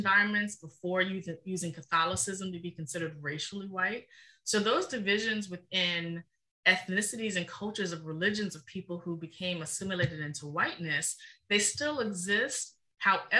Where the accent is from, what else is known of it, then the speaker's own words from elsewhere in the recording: Richmond, Virginia, United States; Being born and raised in Richmond, Virginia